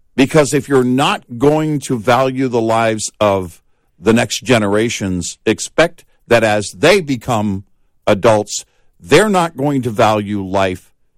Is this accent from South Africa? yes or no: no; Texas, United States; I grew up in Texas